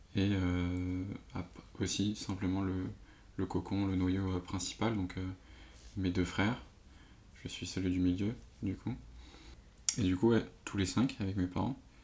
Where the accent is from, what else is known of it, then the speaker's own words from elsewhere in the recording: Paris suburbs, Île-de-France, France; je suis de banlieue parisienne